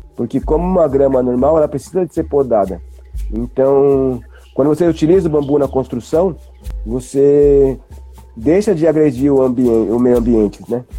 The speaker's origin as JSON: {"language": "Portuguese", "town": "Taboão da Serra", "region": "São Paulo", "country": "Brazil", "said": "Nós somos de Taboão da Serra, na zona sul de São Paulo"}